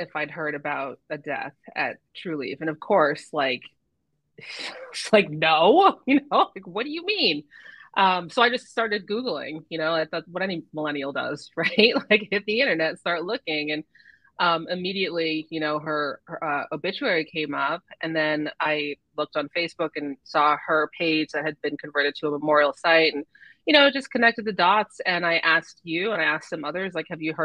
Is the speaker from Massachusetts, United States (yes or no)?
yes; Andover, Massachusetts, United States; also born or lived in Methuen; I'm from Merrimack Valley, grew up in Andover